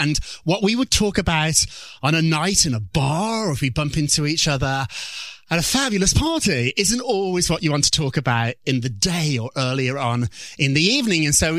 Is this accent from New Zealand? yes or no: no; Birmingham, West Midlands, United Kingdom; Birmingham, England, which I like to say is Chicago, but it's more like Detroit.